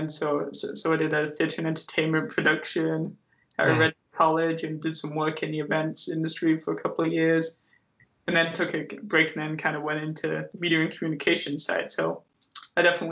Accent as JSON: {"language": "English", "region": "England", "country": "United Kingdom", "moved": "yes", "said": "I'm originally from England"}